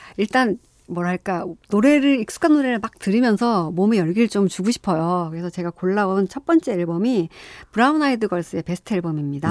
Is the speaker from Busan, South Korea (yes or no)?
yes; Busan, South Korea; 고향이 부산이고요